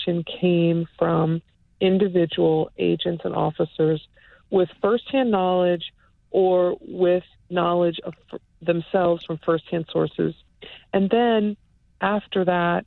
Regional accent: Upper Marlboro, Maryland, United States; Upper Marlboro, Maryland

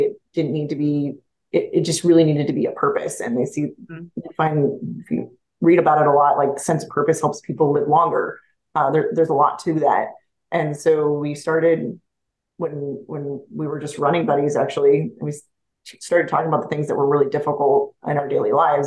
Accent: Montana, United States; moved away as an adult; I grew up in Montana.

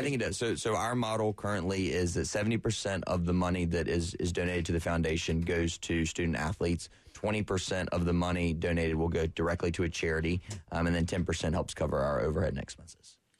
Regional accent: Florence, South Carolina, United States; I'm from Florence originally, went to Carolina

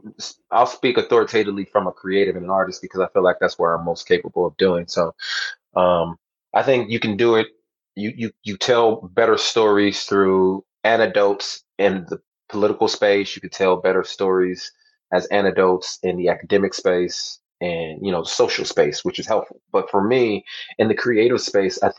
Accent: Southern California, United States; I grew up in Southern California

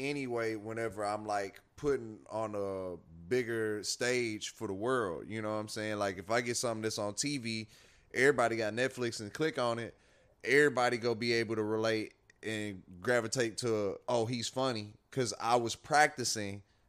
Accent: Port Arthur, Texas, United States; I'm from Port Arthur. Like, it don't get too much blacker than Port Arthur.

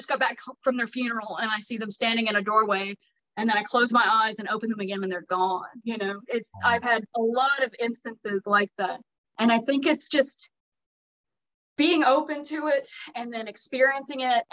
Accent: Haywood County, Western North Carolina, United States; I'm from Western North Carolina. I'm from Haywood County

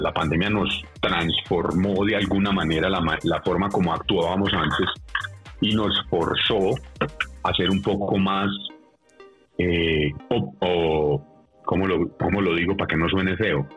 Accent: Colombia

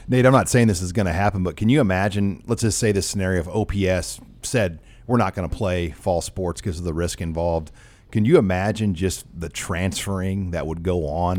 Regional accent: Omaha, Nebraska, United States; 68107, it's where I grew up in South Omaha

